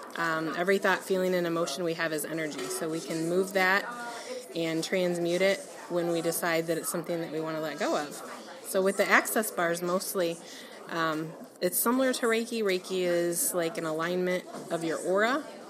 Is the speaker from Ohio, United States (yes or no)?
yes; Sylvania, Ohio, United States; I'm from Slovenia, Ohio.